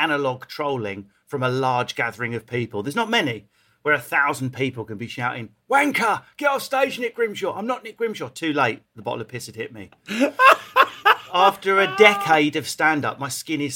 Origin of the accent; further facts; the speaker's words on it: Essex, East of England, United Kingdom; Whereas if you've got my accent, I'm from Essex